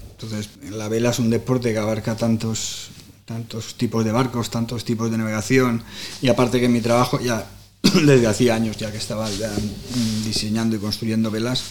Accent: Palma, Balearic Islands, Spain; Yo soy de Campastilla, el club de Campastilla

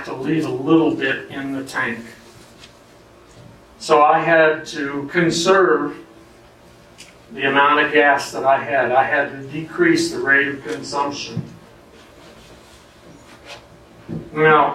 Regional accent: United States; I'm an American male

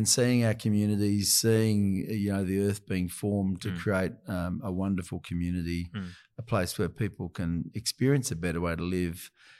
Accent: Adelaide, South Australia, Australia; I'd always dreamed about working in Sydney, growing up in Adelaide.

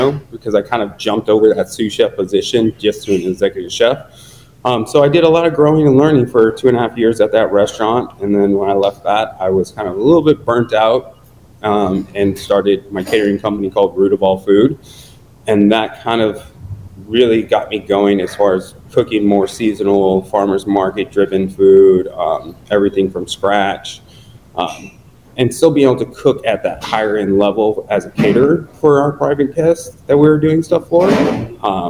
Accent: Ventura County, California, United States; also born or lived in New York; now in Los Angeles, United States; I'm a Cali boy through and through, and moved back to California. I grew up in Ventura County

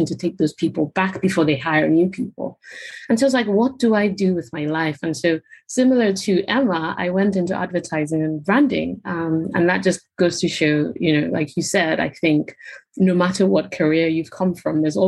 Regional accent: Nigeria; moved away as an adult; now in United Kingdom; So I'm Nigerian, born and bred in Nigeria. I moved to the UK when I was 18 for university

